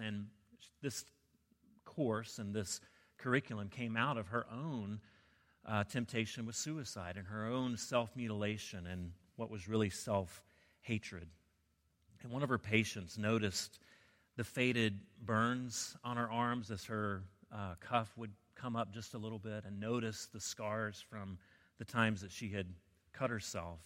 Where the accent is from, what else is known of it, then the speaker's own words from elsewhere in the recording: the South, United States; I grew up in the South